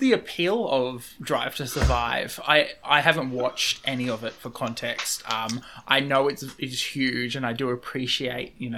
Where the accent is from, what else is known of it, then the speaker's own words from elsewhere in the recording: Australia; I'm an Australian